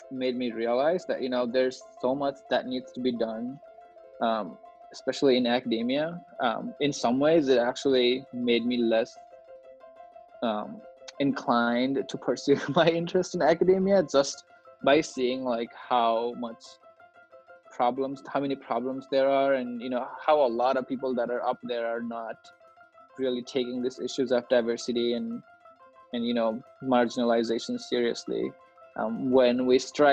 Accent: Nepal; now in United States; I grew up in Nepal

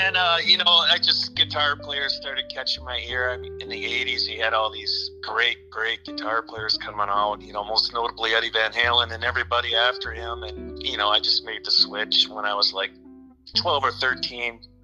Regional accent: Kenosha, Wisconsin, United States; moved away as an adult; also born or lived in Carmel, California; now in Minneapolis, United States; we moved to Kenosha, Wisconsin. that's pretty much where I grew up till I was about 19

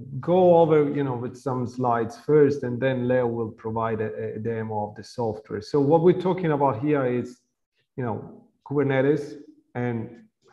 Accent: Tuscany, Italy; Toscani from Tuscany

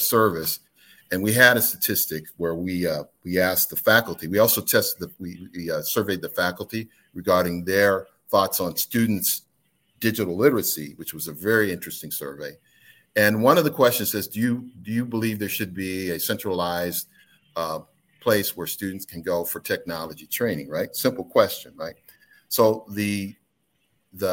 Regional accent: Midwest, United States; now in North Carolina, United States; I'm from the Midwest

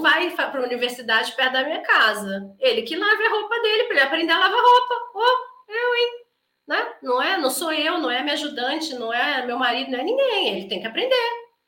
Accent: Brazil; A gente é muito brasileiro

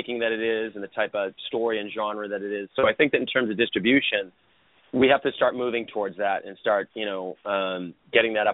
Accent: Boston, Massachusetts, United States; I grew up in Boston

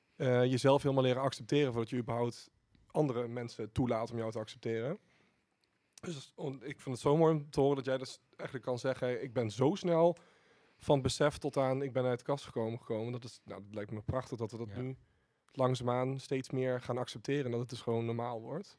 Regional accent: Didam, Gelderland, Netherlands; ik kom uit Didam

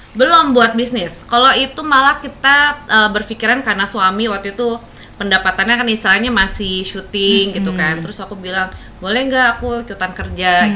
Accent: Palembang, South Sumatra, Indonesia; moved away as an adult; also born or lived in Jakarta; saya kan emang tinggal di Palembang dari kecil sampai sekolah di Palembang.

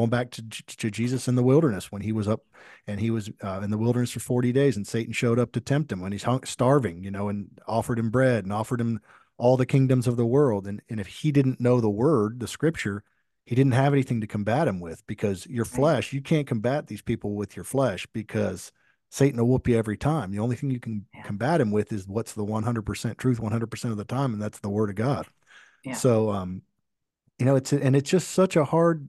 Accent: Florida, United States; my own city where I grew up in Florida

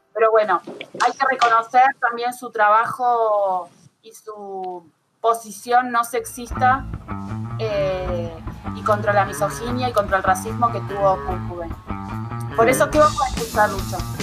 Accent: Argentina; como los argentinos

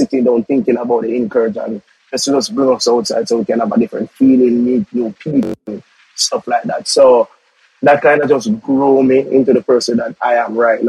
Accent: Kingston, Jamaica; also born or lived in Denham Town, Kingston; growing up in Tivoli Garden is one of my best times. No, I'm living in Denham Town. Living in Denham Town, but I'm originally from

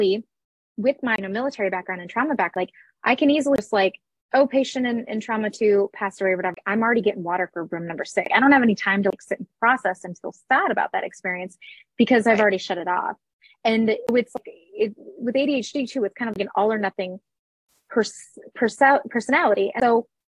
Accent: Minnesota, United States; I'm also from Minnesota, which is a northern state

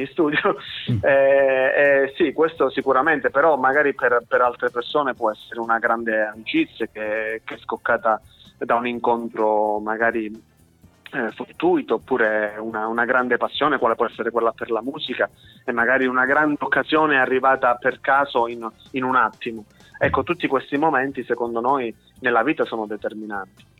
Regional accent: Mongrassano, Calabria, Italy; also born or lived in Cosenza; noi eh, siamo originari di Cosenza, siamo cresciuti a Mongrassano e adesso diciamo, io abito a Palo

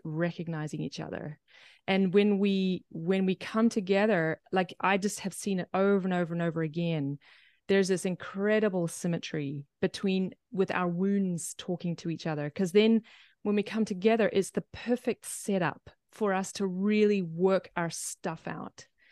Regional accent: New Zealand; but I'm from New Zealand

